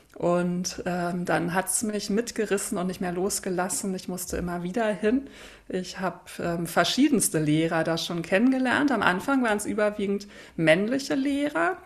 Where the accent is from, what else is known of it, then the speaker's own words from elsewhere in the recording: Berlin, Germany; now in Hamburg, Germany; ich bin Berlinerin, wohne in Hamburg